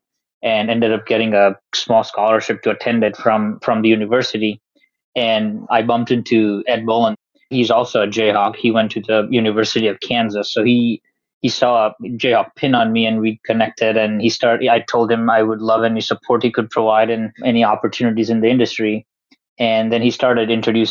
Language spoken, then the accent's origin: English; India; moved away as an adult; now in United States; I'm an international student in the U.S. I came from India, and I studied aerospace engineering